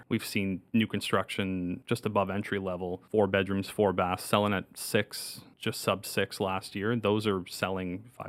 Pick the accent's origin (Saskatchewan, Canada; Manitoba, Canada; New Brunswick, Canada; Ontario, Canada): New Brunswick, Canada; Moncton; Born and raised in Moncton.